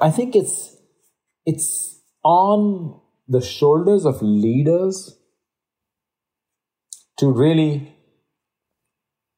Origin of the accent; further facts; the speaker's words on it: India; moved away; being Indian by birth myself